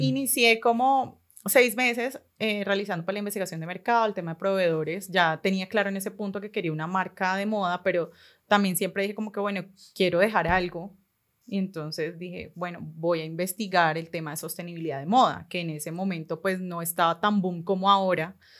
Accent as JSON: {"language": "Spanish", "town": "Cali", "region": "Valle del Cauca", "country": "Colombia", "said": "soy caleña, tengo 29 años"}